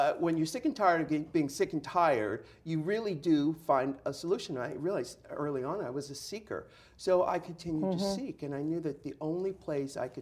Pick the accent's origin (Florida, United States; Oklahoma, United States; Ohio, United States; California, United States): California, United States; San Diego; I'm from San Diego. So I grew up in the 70s